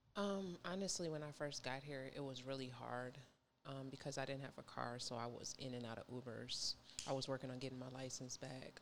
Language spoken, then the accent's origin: English; Minnesota, United States; moved away as an adult; now in Georgia, United States; I moved from, I'm from Minnesota